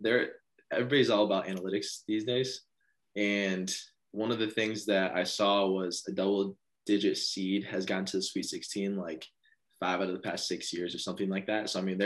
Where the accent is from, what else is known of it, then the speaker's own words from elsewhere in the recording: Michigan, United States; we're both from Michigan